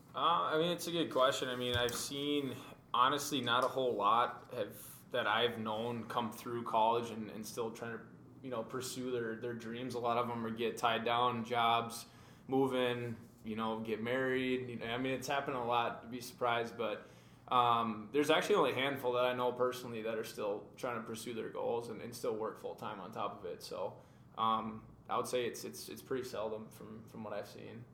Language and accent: English; Maple Grove, Minnesota, United States; Born and raised in Minnesota, actually not too far from Matt, uh, out of Maple Grove.